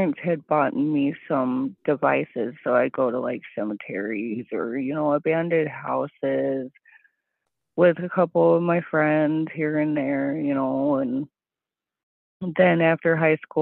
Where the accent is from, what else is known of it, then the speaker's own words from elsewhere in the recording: Salt Lake City, Utah, United States; now in Wisconsin, United States; growing up, I grew up in Salt Lake City, Utah